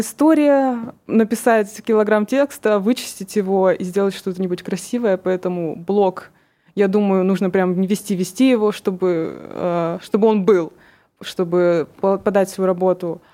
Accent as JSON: {"language": "Russian", "town": "Kurgan", "region": "Kurgan Oblast", "country": "Russia", "said": "мне 22 года, и я из Кургана"}